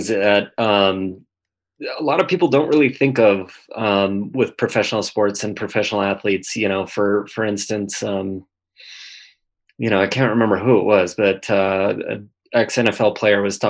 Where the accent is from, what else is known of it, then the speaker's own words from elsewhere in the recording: St. Louis Park, Minnesota, United States; I grew up in the Twin Cities, Minnesota, St. Louis Park, which is a suburb touching Minneapolis.